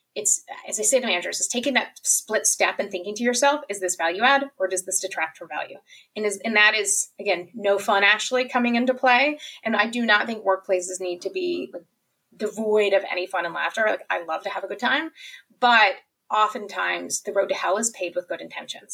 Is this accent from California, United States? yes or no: no; Kentucky, United States; I'm from Kentucky